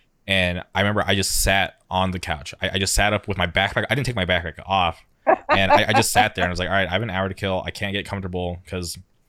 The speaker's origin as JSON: {"language": "English", "town": "Palm Springs", "region": "California", "country": "United States", "tie": "born or raised there", "also_born_or_lived": "Orange County, California", "said": "So I grew up in the Palm Springs area. I'm not taking a taxi anywhere. And then I moved to Orange County."}